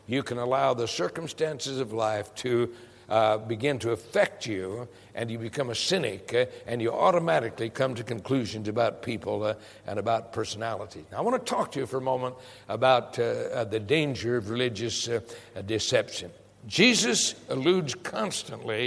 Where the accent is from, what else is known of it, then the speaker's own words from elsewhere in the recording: Prescott, Arizona, United States; I grew up in Prescott, Arizona